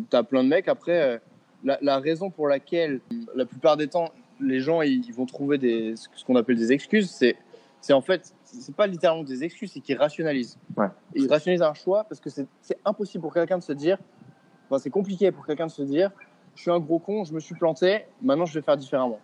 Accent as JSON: {"language": "French", "country": "France", "moved": "as an adult", "lives_now": "Bali, Indonesia", "said": "ça fait 4 ans et demi que j'ai pas vécu en France"}